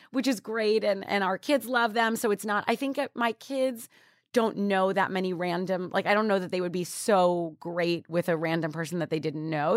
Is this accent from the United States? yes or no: yes; New York, United States; I grew up in New York